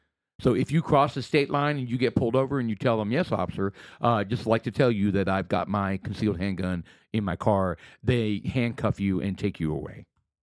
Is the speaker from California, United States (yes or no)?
no; Texas, United States; I'm from Texas, man.